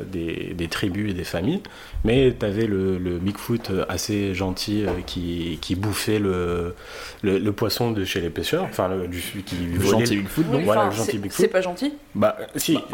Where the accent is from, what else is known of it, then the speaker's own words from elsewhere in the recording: Saudi Arabia; je rappelle que je suis, j'ai grandi en Arabie Saoudite